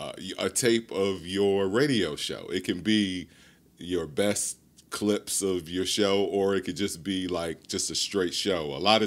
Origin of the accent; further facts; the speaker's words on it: Milwaukee, Wisconsin, United States; moved away as an adult; also born or lived in Chicago; I am originally from Milwaukee, Wisconsin.